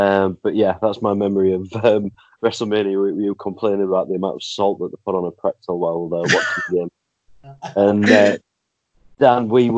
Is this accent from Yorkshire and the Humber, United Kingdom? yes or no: yes; Leeds, Yorkshire and the Humber, United Kingdom; moved away as an adult; also born or lived in Carlisle; currently residing in Leeds, grew up here, moved away to Carlisle, moved back about 5 years ago, so lived up there about 15 years.